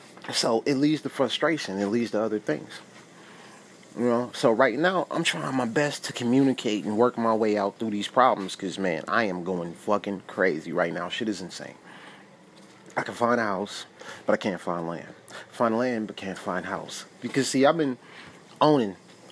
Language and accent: English; Milwaukee, Wisconsin, United States; moved away as an adult; now in Fennimore, United States; we have lived in Wisconsin all our life. We moved from Milwaukee to a small town in Fenimore, which is only like 2,500 people